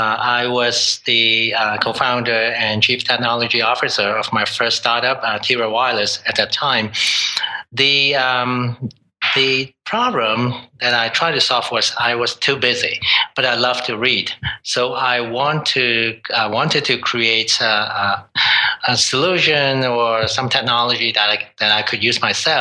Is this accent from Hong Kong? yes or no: yes; Hong Kong; moved away as an adult; now in Toronto, Canada; I was born and raised in Hong Kong